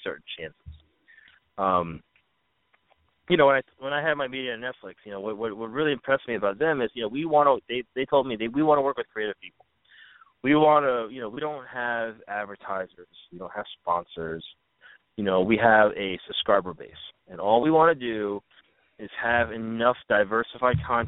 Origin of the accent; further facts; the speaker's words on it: New York, United States; now in Los Angeles, United States; I'm a New Yorker.